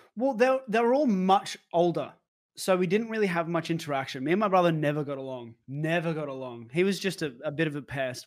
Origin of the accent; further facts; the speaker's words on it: Brisbane, Queensland, Australia; moved away as an adult; also born or lived in Melbourne; born and raised in Brisbane, Australia